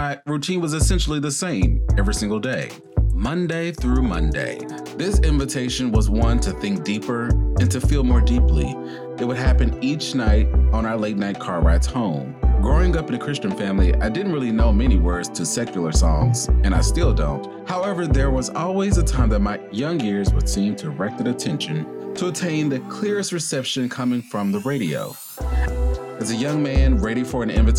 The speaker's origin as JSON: {"language": "English", "region": "the South", "country": "United States", "said": "As a Southerner"}